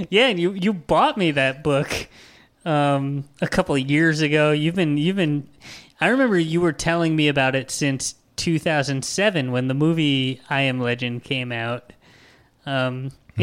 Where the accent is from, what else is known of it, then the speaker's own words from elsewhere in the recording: New York, United States; as a New Yorker